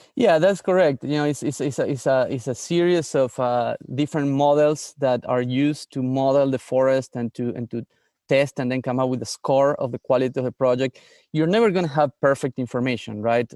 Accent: San Miguel de Tucumán, Tucumán, Argentina; moved away as an adult; also born or lived in Barcelona, Spain; now in United States; I grew up in the north of Argentina, in, in a place called Tucumán

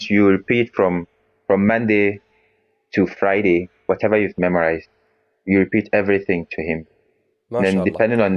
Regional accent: Ghana; now in Turkey; Originally, I'm from Ghana, but I'm studying in Turkey here.

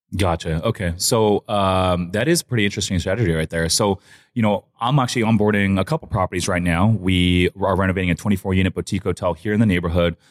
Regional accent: San Clemente, California, United States; I'm from San Clemente

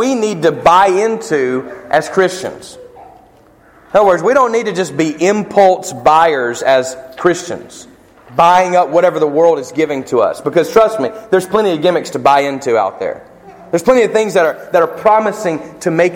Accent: Mississippi, United States; I'm from Mississippi

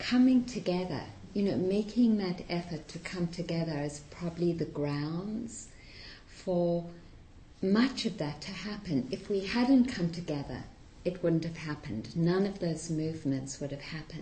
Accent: South Africa; also born or lived in Massachusetts, United States; now in United States; growing up in South Africa and having parents who were very active in the anti-apartheid movement

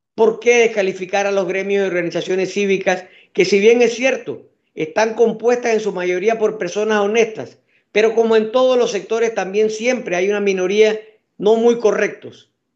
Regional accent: Panama; todos somos panameños

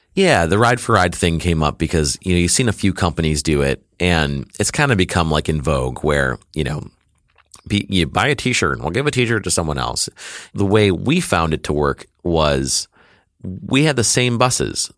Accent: Detroit, Michigan, United States; I was born and raised in Detroit, Michigan, and, uh, I still live there

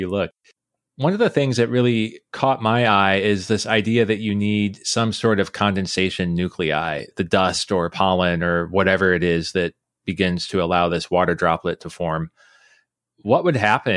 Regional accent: Nebraska, United States; I grew up in Nebraska, and in Nebraska, we had all types

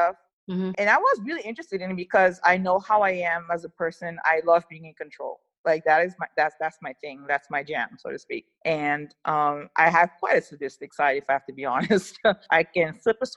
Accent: Netherlands; also born or lived in Liberia / Lebanon; I'm Liberian and Lebanese. But I came to the Netherlands when I was about 8 or 9 months old. So I guess you could say I'm practically Dutch.

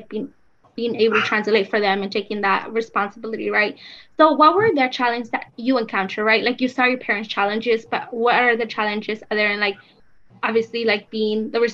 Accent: California, United States; also born or lived in Mexico; I was born in Mexico, raised here.

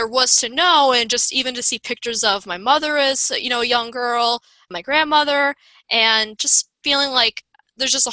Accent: Long Island, New York, United States; I grew up on Long Island, New York.

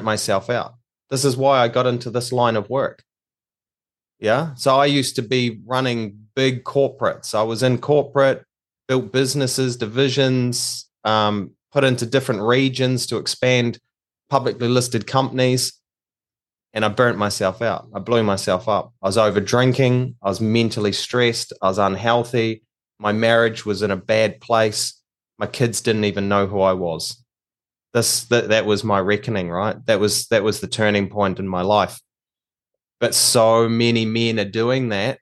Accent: New Zealand; now in Australia; I'm actually from New Zealand. I'm a New Zealander, but we live in Australia now

